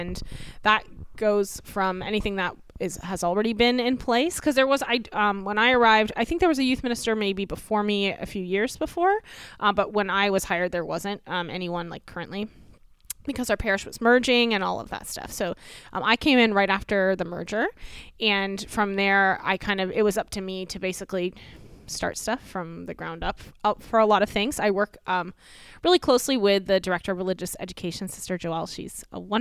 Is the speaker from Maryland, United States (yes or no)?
no; Fort Myers, Florida, United States; moved away as an adult; also born or lived in Philadelphia, Pennsylvania / California; now in Ocean City, United States; I grew up in Fort Myers, Florida, so Southwest